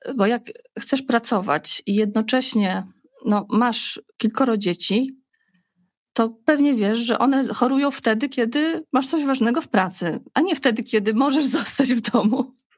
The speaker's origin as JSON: {"language": "Polish", "area": "small town near Zamość", "region": "Lublin Voivodeship", "country": "Poland", "also_born_or_lived": "Warsaw", "moved": "as an adult", "said": "my pochodzimy, y, Krzysztof z Zamościa, ja z kolei z małej miejscowości pod Zamościem"}